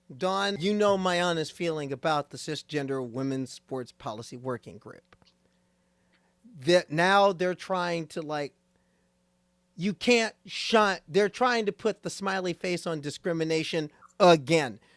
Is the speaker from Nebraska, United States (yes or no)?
yes; Nebraska, United States; moved away; That's my home state. That's my home state. Going home to Nebraska